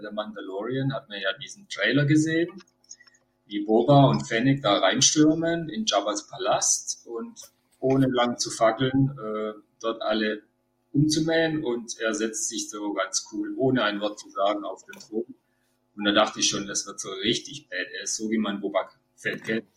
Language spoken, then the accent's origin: German; Baden-Württemberg, Germany; Ich komme aus Baden-Württemberg